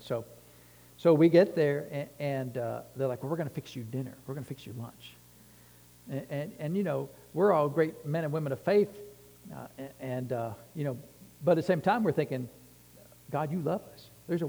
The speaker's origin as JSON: {"language": "English", "region": "Texas", "country": "United States", "said": "If you're from Texas, you know, no offense intended, but I'm from Texas, you know."}